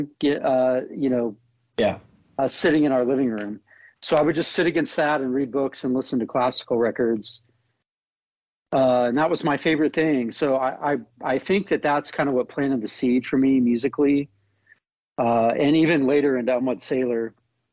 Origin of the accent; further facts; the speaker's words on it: Tulsa, Oklahoma, United States; growing up in Tulsa, Oklahoma